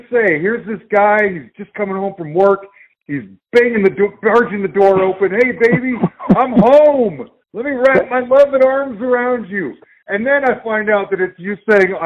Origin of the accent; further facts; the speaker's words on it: Salt Lake City, Utah, United States; now in Denver, United States; I live in Denver, and I'm from Salt Lake City originally